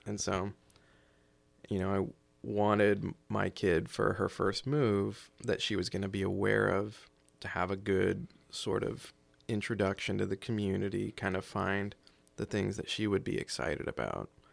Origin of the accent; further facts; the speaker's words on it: just outside of Charleston, South Carolina, United States; moved away as an adult; also born or lived in Japan / Washington State / Oregon; now in Clatsop County, Oregon, United States; I was born in North Carolina, uh, back in the early eighties and grew up in South Carolina, just outside of Charleston